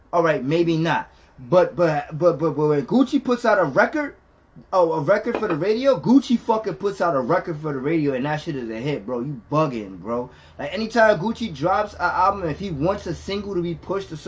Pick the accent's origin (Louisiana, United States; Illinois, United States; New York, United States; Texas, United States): New York, United States; we're from New York